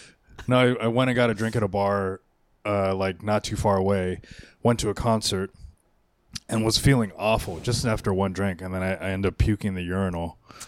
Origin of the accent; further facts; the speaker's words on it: Garland, Texas, United States; moved away; I was born in Garland, Texas.